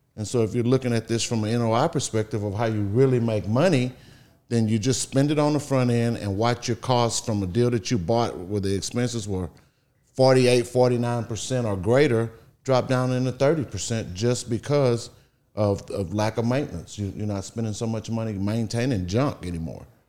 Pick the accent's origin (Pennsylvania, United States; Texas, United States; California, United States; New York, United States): Texas, United States; Beaumont; I grew up in Beaumont, Texas